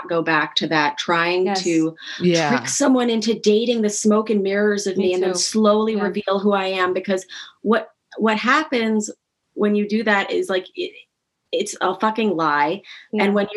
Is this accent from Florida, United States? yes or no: no; New York City, New York, United States; I grew up on the Upper East Side of New York, where you kind of were a socialite in training.